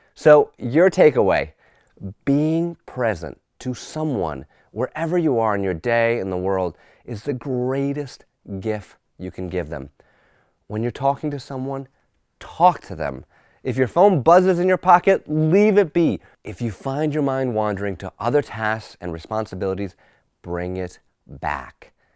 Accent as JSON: {"language": "English", "town": "Newtown", "region": "Connecticut", "country": "United States", "tie": "born or raised there", "said": "my hometown of Newtown, Connecticut"}